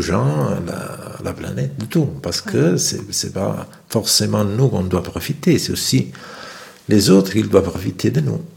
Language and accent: French; Naples, Campania, Italy; moved away; Moi, je viens de Naples